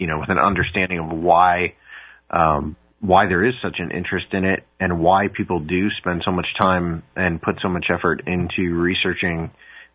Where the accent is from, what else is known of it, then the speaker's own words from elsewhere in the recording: Ohio, United States; I'm from Ohio